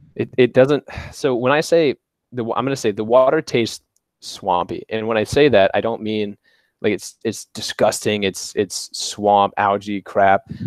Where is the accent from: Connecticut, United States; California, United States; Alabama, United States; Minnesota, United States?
Alabama, United States; northern; also born or lived in Covington, Louisiana; I lived there for about six months when my my mother up and left with me, and I went to a small town in, in northern Alabama, um, where I've lived my whole life